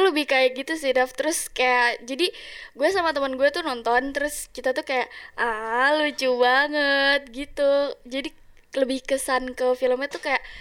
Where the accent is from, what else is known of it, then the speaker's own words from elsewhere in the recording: Java, Indonesia; seru banget karena gue orang Jawa jadi jokesnya masuk